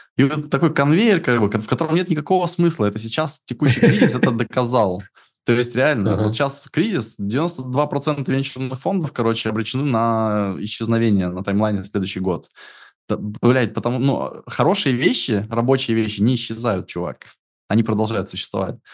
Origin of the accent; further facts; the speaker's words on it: Siberia, Russia; я из тех краев, где невозможно это иметь